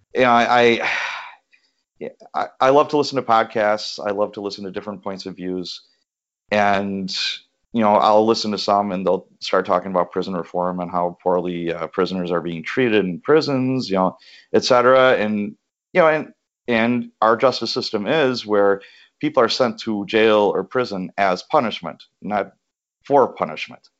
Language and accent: English; Chicago, Illinois, United States; as a young lad, I grew up in Chicago